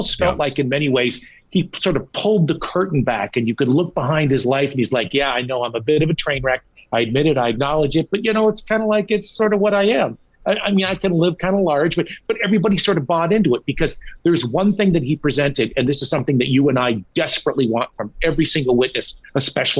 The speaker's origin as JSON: {"language": "English", "town": "San Diego", "region": "California", "country": "United States", "tie": "born or raised there", "also_born_or_lived": "Minneapolis-St. Paul, Minnesota", "moved": "yes", "lives_now": "Minneapolis, United States", "said": "I'm a California boy, man. I was born, I was raised, I grew up in California, so I know it well."}